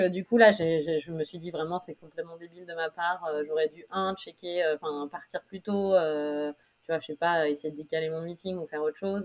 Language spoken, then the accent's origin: French; Amiens, Hauts-de-France, France; also born or lived in Paris, France; now in New York, United States; je suis d'Amiens en Picardie en France